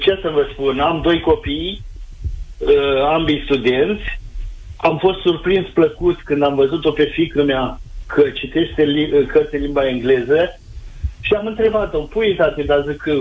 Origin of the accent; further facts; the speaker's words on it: Târgu Ocna, Bacău County, Romania; sunt din Târgu Ogna, foarte aproape de locul unde transmite